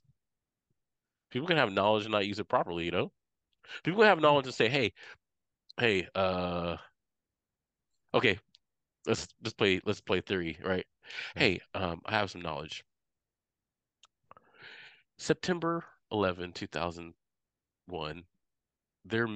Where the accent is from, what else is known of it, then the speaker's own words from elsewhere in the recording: San Francisco, California, United States; I'm a San Francisco native.